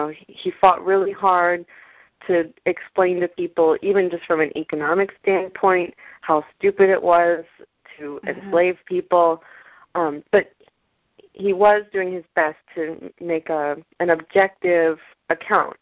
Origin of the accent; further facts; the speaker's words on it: near Colonial Williamsburg, Virginia, United States; I grew up near Colonial Williamsburg